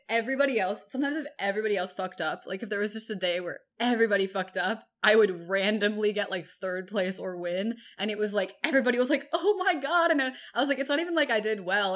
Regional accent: Bay Area, California, United States; I grew up in the Bay Area in California

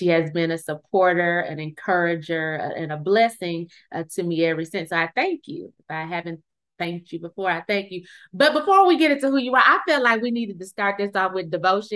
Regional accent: Flint, Michigan, United States; now in Dallas, United States; I'm originally from Flint, Michigan

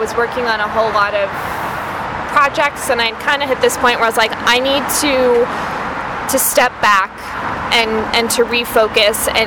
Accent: Tucson, Arizona, United States; now in Phoenix, United States; I grew up in uh, Tucson, which is about two hours south

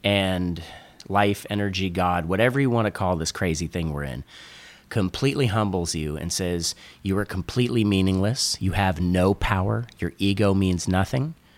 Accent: Northern California, United States; I grew up in NorCal, and I grew up skimboarding

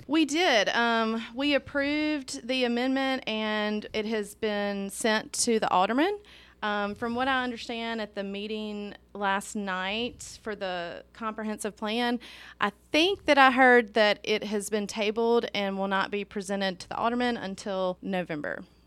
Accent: Meridian and Jackson, Mississippi, United States; now in Hernando, United States; I grew up in Meridian in Jackson. I moved to Hernando

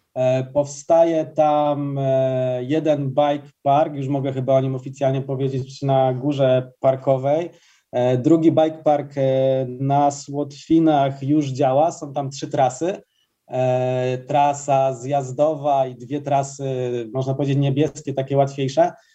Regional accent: Ustroń, Silesian Voivodeship, Poland; Ja sam pochodzę z Ustronia

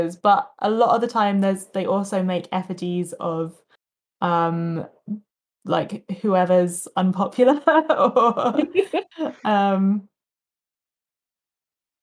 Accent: Sussex, South East England, United Kingdom; moved away; I am from Sussex, where Bonfire Night is a 2-month-long affair

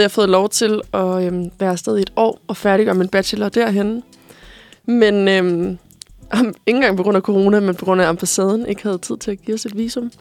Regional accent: Korsør, Zealand, Denmark; now in Copenhagen, Denmark; jeg er fra Korsør

